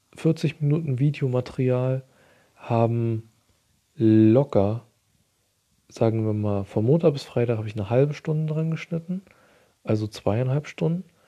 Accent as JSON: {"language": "German", "country": "Germany", "said": "bei uns in Deutschland"}